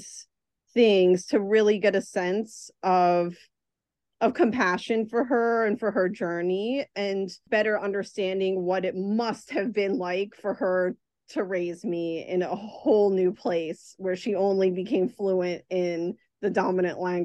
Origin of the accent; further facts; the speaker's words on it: Virginia, United States; I grew up in Virginia during a time when there were almost no Salvadorans